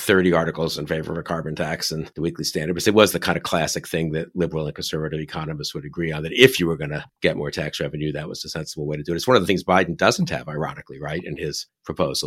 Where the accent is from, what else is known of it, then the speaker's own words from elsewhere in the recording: New York, United States; I'm from New York